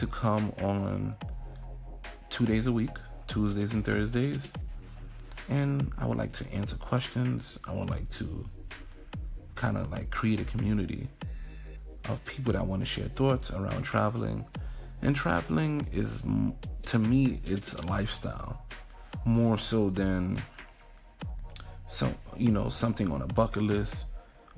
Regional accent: New York City, New York, United States; moved away as an adult; also born or lived in Albany, New York / Atlanta, Georgia / Hoover, Alabama; now in New Jersey, United States; I am from New York City, raised in Harlem, Brooklyn as well, Brooklyn, New York. Like I said, born and raised there.

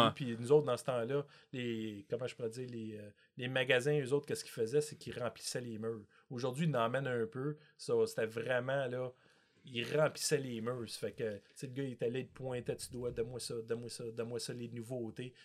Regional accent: Montreal, Quebec, Canada; j'étais un petit gars de Montréal

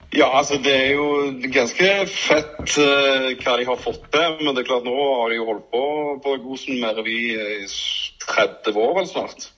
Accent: Stavanger, Rogaland, Norway; Jeg vokste opp på Madla

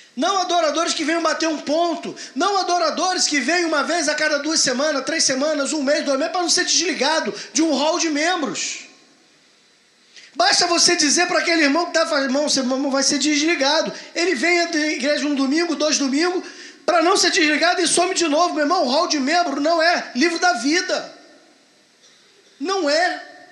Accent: Rio de Janeiro, Brazil; accent: carioca; Você e eu não percebemos o nosso sotaque porque nós estamos aqui entre iguais

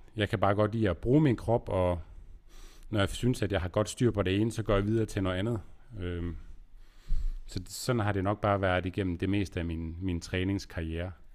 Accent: Aarhus, Central Denmark Region, Denmark; also born or lived in Aalborg; jeg kommer fra Aarhus og har boet der, boet her, jeg er i Aarhus nu, og boet her hele mit liv, øh, undtaget lige syv år i Aalborg

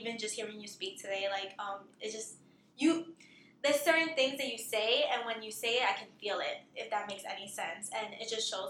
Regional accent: New York City, New York, United States; I grew up in the Bronx

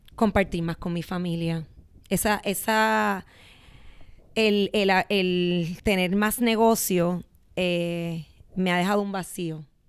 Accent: Puerto Rico; soy de Puerto Rico

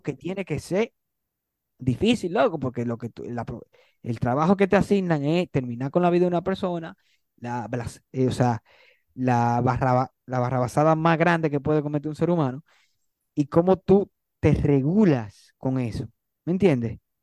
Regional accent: Dominican Republic; somos dominicanos

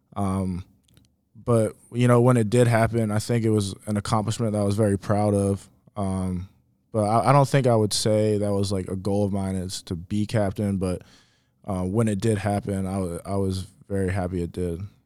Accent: Richmond, Virginia, United States; moved away; Richmond, Virginia, uh, born and raised

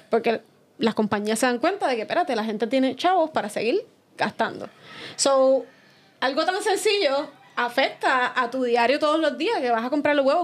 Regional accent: Fajardo, Puerto Rico; moved away as an adult; now in San Juan, Puerto Rico; soy de Fajardo

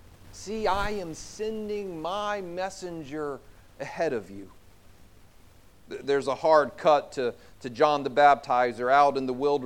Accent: South Carolina, United States; moved away; I grew up in South Carolina

